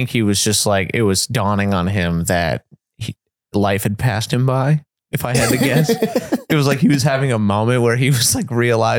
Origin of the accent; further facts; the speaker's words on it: Rhode Island, United States; moved away; my hometown in Rhode Island